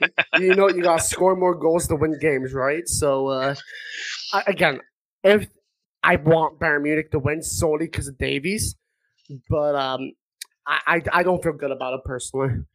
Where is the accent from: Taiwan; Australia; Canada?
Canada; as a Canadian